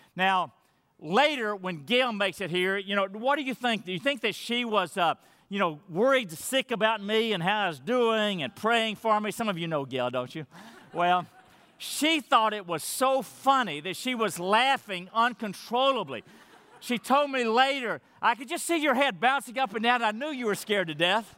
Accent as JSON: {"language": "English", "town": "Madisonville", "region": "Texas", "country": "United States", "moved": "yes", "said": "Madisonville, Texas, where I'm from, to meet my family"}